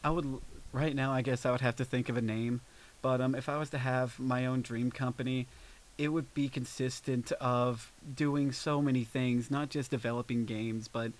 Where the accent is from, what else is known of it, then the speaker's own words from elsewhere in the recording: Pikeville, Kentucky, United States; I am from Pikeville